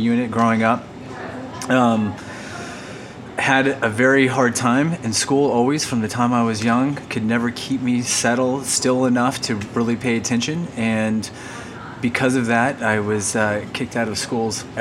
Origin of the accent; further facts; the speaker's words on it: Las Vegas, Nevada, United States; also born or lived in Orange, California; I was born in California. In Orange, California, moved here when I was 5 to Las Vegas.